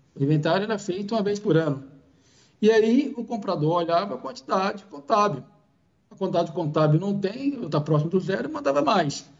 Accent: Bahia, Brazil; moved away as an adult; now in São Paulo, Brazil; eu sou natural aí da, da Bahia, sou baiano.

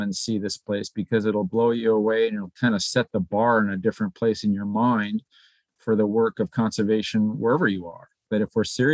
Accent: New Hampshire, United States; moved away as an adult; also born or lived in Alaska; now in Anchorage, United States; I grew up in the Northeast

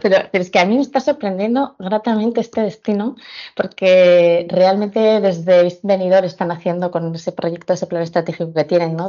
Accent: Pamplona, Navarre, Spain; now in Alicante, Spain; soy de Pamplona

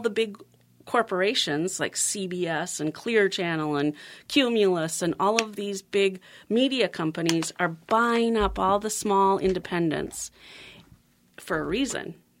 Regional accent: Minnetonka, Minnesota, United States; also born or lived in Sacramento, California; my parents built the house in Minnetonka. That's kinda where I grew up until I was about five and a half

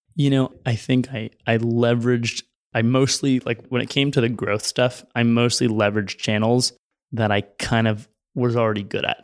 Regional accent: San Francisco, California, United States; also born or lived in Los Angeles; I'm from San Francisco

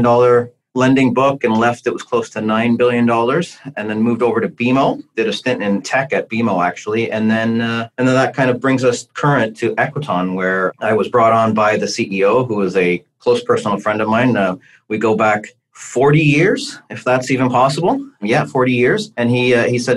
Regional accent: Hamilton, Ontario, Canada; also born or lived in Toronto; I grew up in the West End in the Hammer in Hamilton

